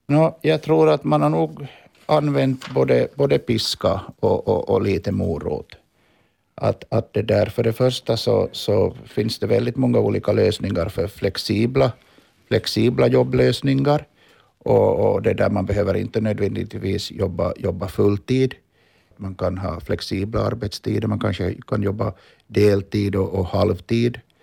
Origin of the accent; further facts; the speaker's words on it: Finland; now in Stockholm, Sweden; som vi finländare är vana att, att vara